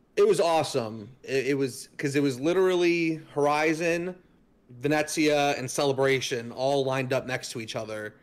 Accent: Fort Lauderdale, Florida, United States; when I was growing up in Fort Lauderdale

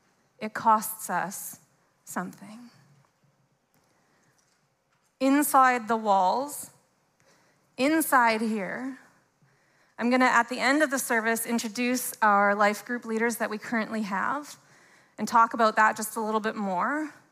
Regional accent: Canada; Even if we're both born and raised in Canada, there's so many different ways and expressions.

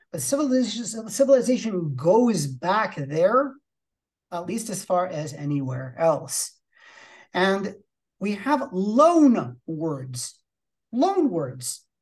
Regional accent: California, United States; I'm from California

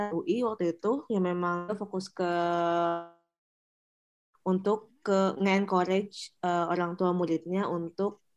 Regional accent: Sukabumi, West Java, Indonesia; Jadi uh, kebetulan aku orang Sunda dan di Sukabumi, jadi lebih gampang deket gitu loh

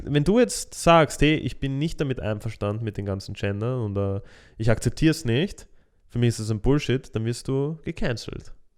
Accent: Austria; bei uns in Österreich

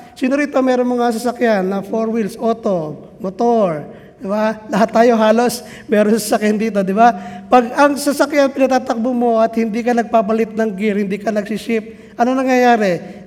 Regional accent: Biñan, Calabarzon, Philippines; darating doon sa amin sa Binyan

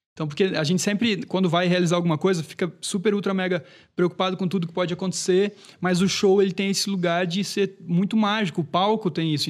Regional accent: Brusque, Santa Catarina, Brazil; Isso foi lá em, na minha cidade natal, foi em Brusque

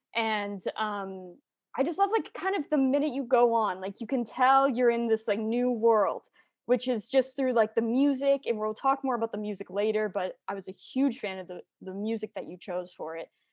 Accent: Kitchener, Ontario, Canada; I'm from Kitchener as well

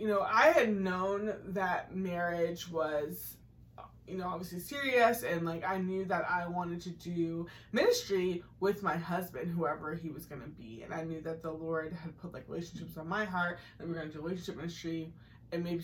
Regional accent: Massachusetts, United States; I grew up in Massachusetts

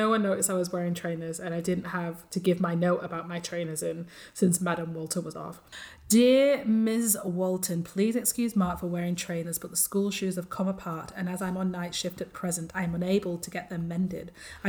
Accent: Australia; It is set in Australia and it's an insult to me since I'm Aussie.

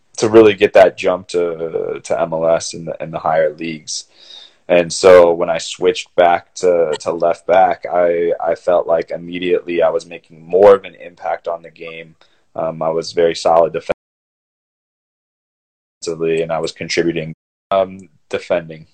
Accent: Cleveland, Ohio, United States; moved away as an adult; also born or lived in San Jose, California / Notre Dame, Indiana; I grew up in Cleveland, Ohio

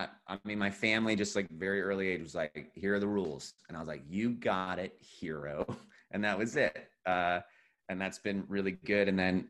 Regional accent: New Jersey, United States; also born or lived in Pennsylvania; So that's how I was born in Pennsylvania, but then he got stationed on the Jersey Shore. And that's when my brother and I got into like actual like first grade and beyond

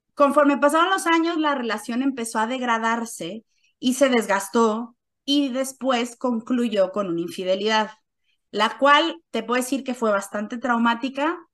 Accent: Mexico; first language Spanish; moved away as an adult; now in Switzerland; Soy mexicana

